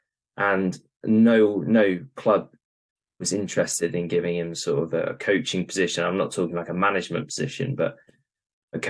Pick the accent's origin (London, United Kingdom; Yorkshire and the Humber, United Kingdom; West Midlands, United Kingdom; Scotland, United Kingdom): Yorkshire and the Humber, United Kingdom; York; moved away; I'm from York originally